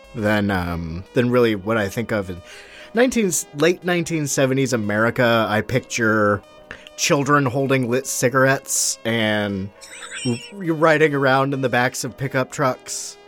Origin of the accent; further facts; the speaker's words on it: United States; I'm American